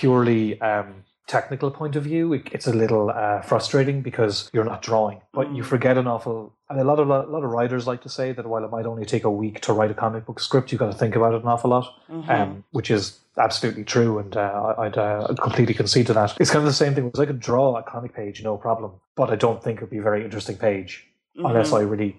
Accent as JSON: {"language": "English", "country": "Ireland", "said": "I'm Irish"}